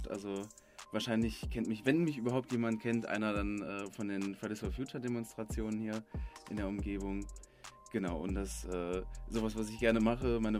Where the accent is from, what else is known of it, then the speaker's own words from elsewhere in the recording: Kleve, North Rhine-Westphalia, Germany; Zum einen äh, in, in, Kleve, wo ich aufgewachsen bin, das ist einfach sehr auf dem Land. Da gibt es so gut wie keine Industrie.